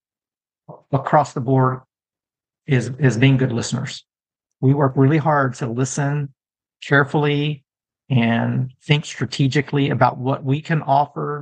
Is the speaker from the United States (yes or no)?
yes; Texas, United States; I'm a Texan